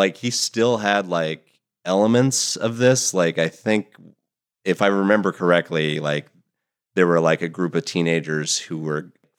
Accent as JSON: {"language": "English", "town": "West Milton", "region": "Ohio", "country": "United States", "tie": "born or raised there", "said": "It's in Ohio. It's kind of north of Dayton, so like West Milton"}